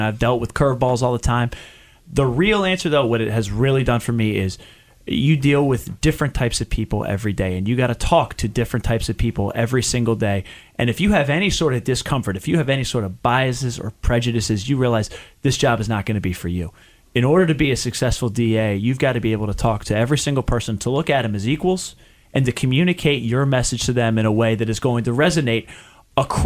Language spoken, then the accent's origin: English; Chester County, Pennsylvania, United States; I grew up in Chester County, kind of just outside of the district